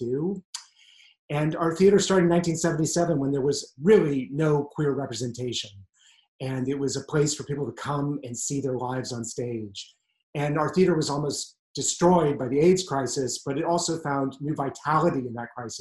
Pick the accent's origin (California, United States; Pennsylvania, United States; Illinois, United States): California, United States; San Francisco; I'm from San Francisco, California